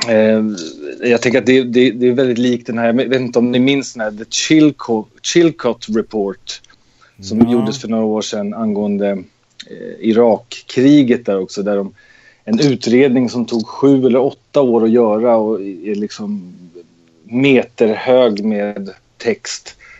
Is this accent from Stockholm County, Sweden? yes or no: yes; Nacka, Stockholm County, Sweden; moved away as an adult; jag är eh, född och uppvuxen i Nacka utanför Stockholm